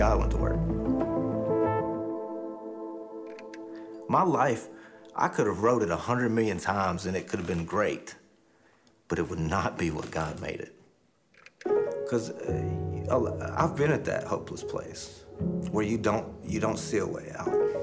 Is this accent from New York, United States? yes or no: no; Nashville, Tennessee, United States; now in Spring Hill, United States; I came from Nashville, Tennessee. I live in Spring Hill now